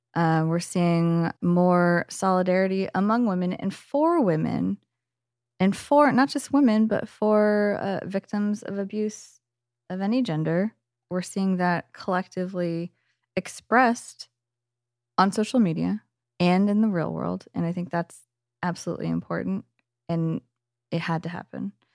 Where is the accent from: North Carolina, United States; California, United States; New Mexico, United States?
California, United States; Bay Area; I'm from the Bay Area